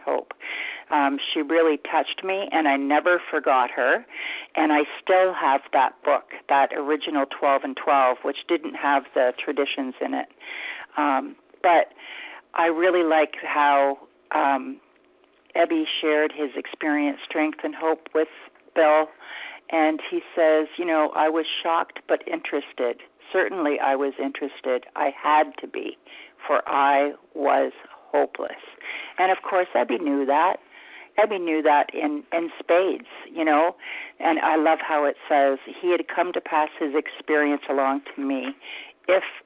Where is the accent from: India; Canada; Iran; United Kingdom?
Canada; London, Ontario; I'm from London, Ontario, Canada